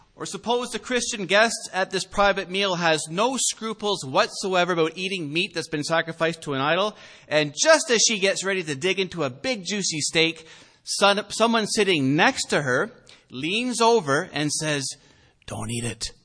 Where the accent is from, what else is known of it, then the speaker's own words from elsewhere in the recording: Canada; as Canadian citizens